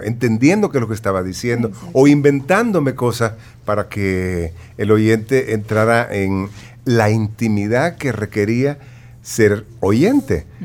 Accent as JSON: {"language": "Spanish", "region": "San Miguel", "country": "El Salvador", "accent": "migueleño", "said": "yo nunca he logrado dejar mi acento migueleño"}